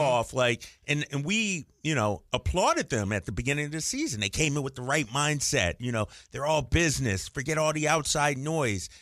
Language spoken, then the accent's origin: English; Philadelphia, Pennsylvania, United States; moved away; that's my hometown team